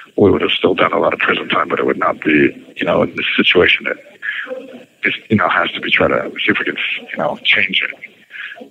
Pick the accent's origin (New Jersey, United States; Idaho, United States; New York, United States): New Jersey, United States; Princeton; moved away as an adult; it was kind of my hometown too, Princeton. So that's where I went to high school